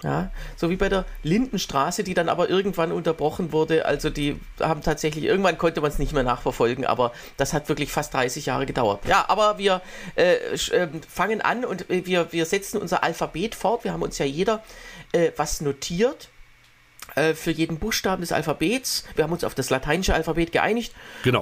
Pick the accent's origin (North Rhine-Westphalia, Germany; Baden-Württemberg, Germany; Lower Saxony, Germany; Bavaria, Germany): Baden-Württemberg, Germany; Swabia; also born or lived in Waldbach; im Schwäbischen, äh, im Schwabenland, wo ich herkomme